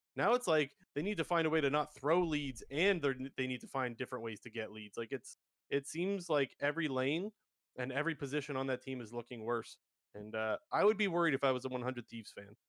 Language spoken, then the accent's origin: English; Toronto, Ontario, Canada; I'm from the Toronto area.